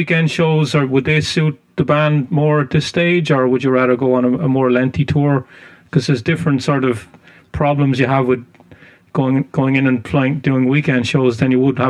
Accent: Ireland; I'm not from the U.S. I'm Irish.

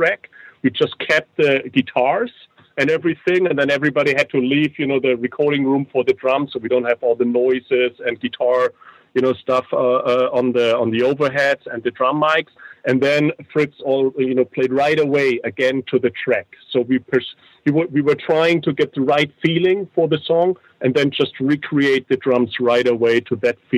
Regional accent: near Nuremberg, Bavaria, Germany; I was born near Nuremberg.

